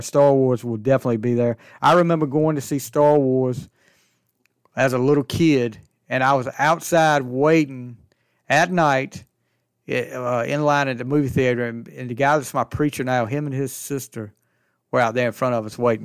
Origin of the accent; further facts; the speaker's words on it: Alaska, North Carolina, United States; I'm from Alaska, North Carolina, small town, About a hundred people, maybe.